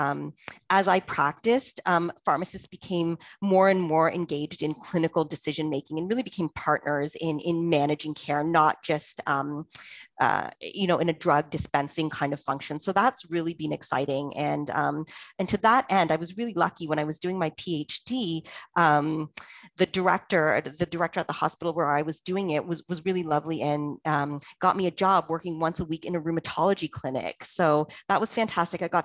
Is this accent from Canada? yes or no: yes; Toronto, Ontario, Canada; moved away as an adult; also born or lived in London, United Kingdom; back in Toronto, my hometown